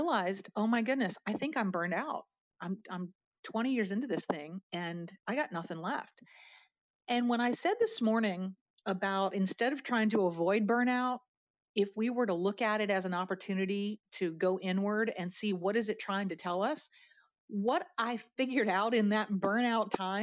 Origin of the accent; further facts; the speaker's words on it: outside of Harrisburg, Pennsylvania, United States; moved away as an adult; now in Atlanta, United States; I am a Pennsylvania girl. I grew up outside of Harrisburg, Pennsylvania